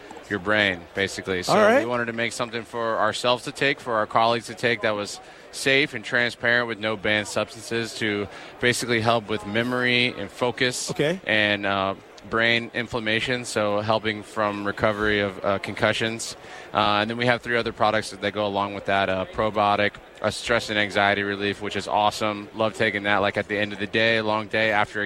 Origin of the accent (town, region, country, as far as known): Texas, United States; born or raised there; also born or lived in Minnesota